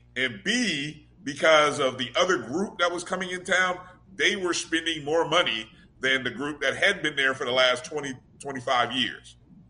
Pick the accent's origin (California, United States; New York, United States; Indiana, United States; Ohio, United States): Indiana, United States; Indianapolis; born or raised there